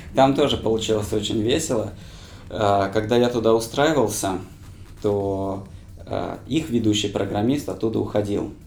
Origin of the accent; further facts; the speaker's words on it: Krasnodar, Krasnodar Krai, Russia; moved away as an adult; also born or lived in Tashkent / Saint Petersburg; now in Moscow, Russia; большая часть моей жизни прошла в Краснодаре. Я там закончил школу, поступил, закончил университет